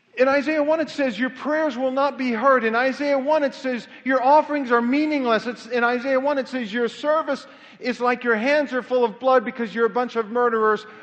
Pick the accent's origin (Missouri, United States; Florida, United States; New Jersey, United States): Missouri, United States; Kansas City; moved away as an adult; also born or lived in Knoxville, Tennessee / Amarillo, Texas / Southern California; I was born in Knoxville, Tennessee, but I, I grew up in Kansas City